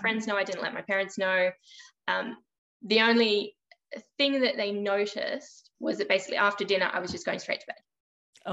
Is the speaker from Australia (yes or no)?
yes; Australia; I am from Australia. So I live on the East Coast, just a bit north of Sydney